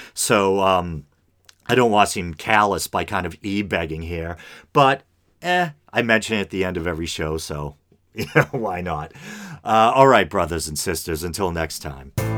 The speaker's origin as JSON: {"language": "English", "town": "Burlington", "region": "Massachusetts", "country": "United States", "tie": "born or raised there", "said": "in Massachusetts, uh, right in my hometown here of Burlington"}